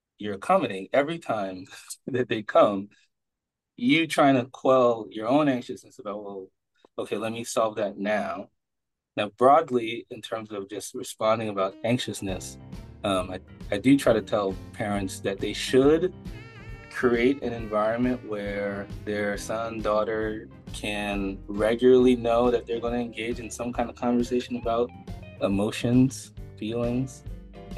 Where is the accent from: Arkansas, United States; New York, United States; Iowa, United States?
New York, United States; New York City; now in Boston, United States; I'm really from Brooklyn, New York, son of Haitian immigrants